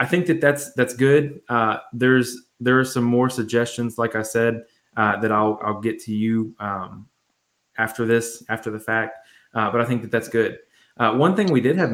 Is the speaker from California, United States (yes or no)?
no; Nashville, Tennessee, United States; I'm from Nashville